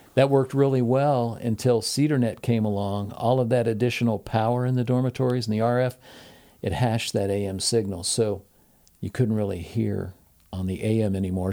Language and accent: English; Portsmouth, Ohio, United States; I'm originally from Portsmouth, Ohio